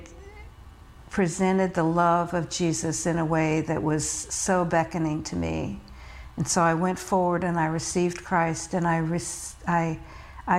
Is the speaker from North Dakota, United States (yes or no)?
no; rural Virginia, United States; also born or lived in New York City, New York, United States; my family made a move to rural Virginia when I was in second grade